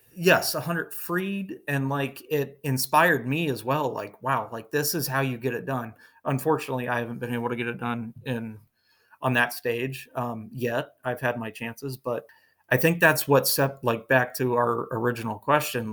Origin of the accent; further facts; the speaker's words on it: Northeast Ohio, United States; growing up in Northeast Ohio